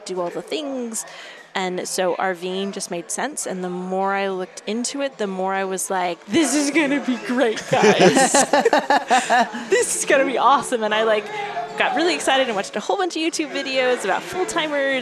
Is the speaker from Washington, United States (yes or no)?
yes; Seattle, Washington, United States; moved away; I'm from Seattle. Okay. Born and raised. Both my husband and I were born and raised in the Seattle area